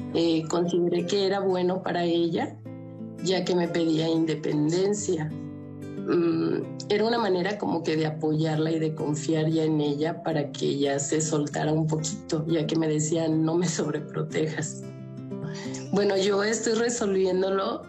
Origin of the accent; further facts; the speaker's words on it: León, Guanajuato, Mexico; Yo tengo 51 años y soy de León, Guanajuato